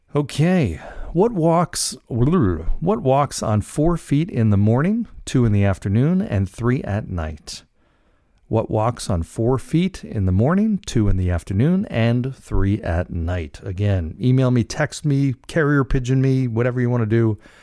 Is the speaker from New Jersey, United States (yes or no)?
yes; Cranford, New Jersey, United States; moved away; my hometown of Cranford, New Jersey, where I, where I grew up, spent most of my life